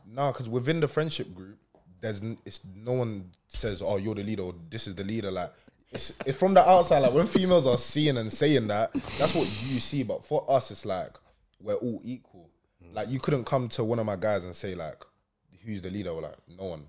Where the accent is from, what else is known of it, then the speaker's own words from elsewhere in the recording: London, United Kingdom; also born or lived in Lancashire; now in Manchester, United Kingdom; I was raised in London. I came oh, here uh, three years ago.